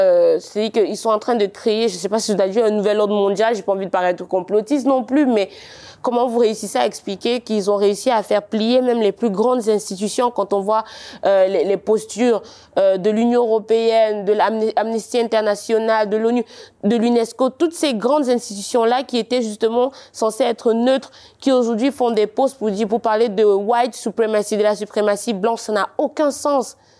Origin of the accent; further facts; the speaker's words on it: Cameroon; accent: Cameroonian; moved away as an adult; now in France; J'avais encore tout mon accent camerounais